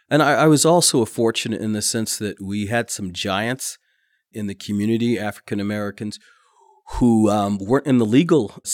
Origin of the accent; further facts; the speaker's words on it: Madrid, Community of Madrid, Spain; also born or lived in Kokomo, Indiana, United States; now in United States; And so we grew up mostly overseas in Madrid, Spain. And then his final tour of duty was at uh, Grissom Air Force Base. And then he became the chief probation officer there in uh, Kokomo, Indiana.